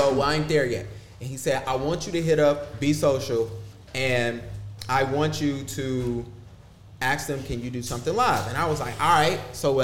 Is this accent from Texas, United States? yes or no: no; Huntersville, North Carolina, United States; I grew up in Huntersville